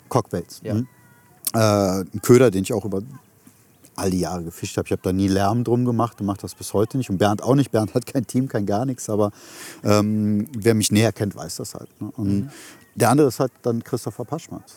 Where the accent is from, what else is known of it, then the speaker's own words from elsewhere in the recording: Germany; meinem Heimatland